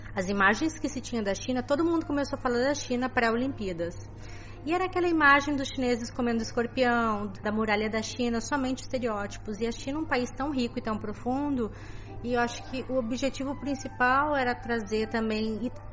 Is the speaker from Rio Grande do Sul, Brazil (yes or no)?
yes; Porto Alegre, Rio Grande do Sul, Brazil; moved away as an adult; sou gaúcha de Porto Alegre